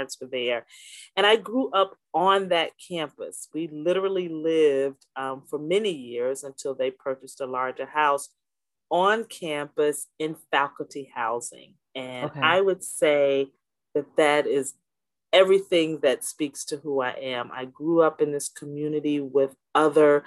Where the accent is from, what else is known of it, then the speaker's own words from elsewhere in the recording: Orangeburg, South Carolina, United States; I grew up in a small town in South Carolina, Orangeburg, South Carolina.